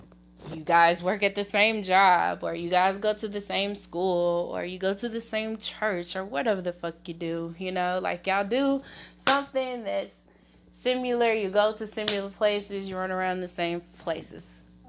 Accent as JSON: {"language": "English", "town": "Little Rock", "region": "Arkansas", "country": "United States", "said": "Okay, so originally, guys, I am from Arkansas, Little Rock to be exact. The specific area is Southwest, you know."}